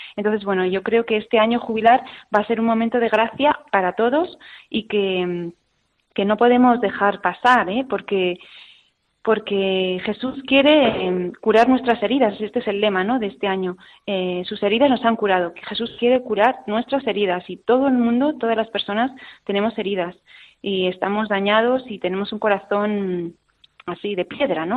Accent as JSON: {"language": "Spanish", "area": "a village in Burgos", "region": "Castile and León", "country": "Spain", "tie": "born or raised there", "moved": "yes", "said": "nací en Burgos, en un pueblecito de Burgos, y por circunstancias de la vida, pues me mandaron interna a un colegio"}